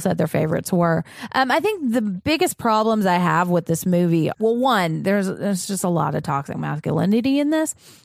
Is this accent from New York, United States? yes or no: no; Tennessee, United States; we are Tennessee people